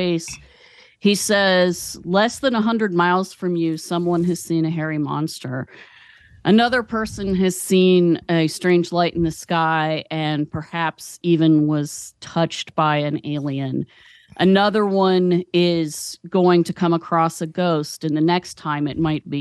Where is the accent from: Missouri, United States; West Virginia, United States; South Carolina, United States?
West Virginia, United States; Charleston; now in Athens, Ohio, United States; I'm from Charleston, West Virginia, but I pretty much stay away from my home state